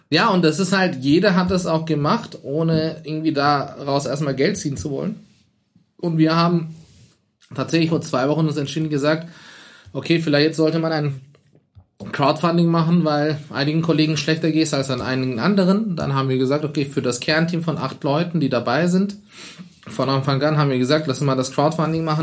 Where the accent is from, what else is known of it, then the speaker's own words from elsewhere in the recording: Turkey; now in Germany; ich bin halt in der Türkei aufgewachsen, auch mein Bruder.